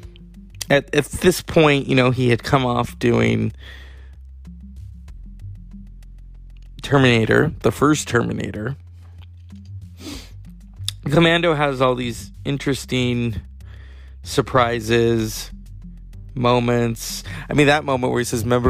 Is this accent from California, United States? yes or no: yes; California, United States; I am from California